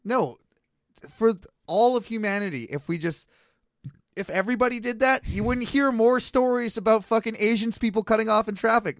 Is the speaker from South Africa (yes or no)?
no; Canada; now in Kelowna, Canada; I'm a Canadian white guy in Kelowna